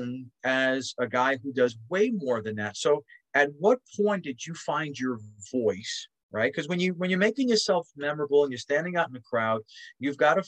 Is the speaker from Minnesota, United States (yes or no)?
no; New York City, New York, United States; I grew up in Spanish Harlem